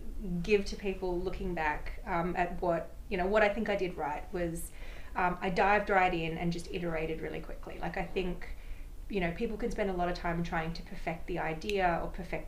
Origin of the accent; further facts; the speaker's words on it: Sydney, New South Wales, Australia; moved away as an adult; now in New York, United States; came out from my hometown of Sydney, Australia, about 12 years ago now